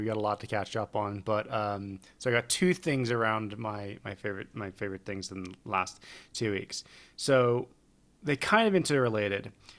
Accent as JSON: {"language": "English", "region": "England", "country": "United Kingdom", "said": "And he picked up on my accent and asked if I was from England. And I said, yeah."}